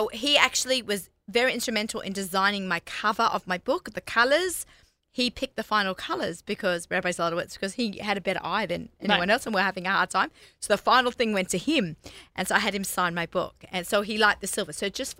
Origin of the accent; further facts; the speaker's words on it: Sydney, New South Wales, Australia; moved away; But I'm from Sydney.